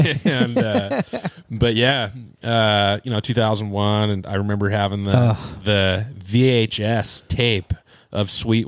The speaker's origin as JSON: {"language": "English", "town": "Seattle", "region": "Washington", "country": "United States", "tie": "born or raised there", "said": "I grew up here in the Seattle area"}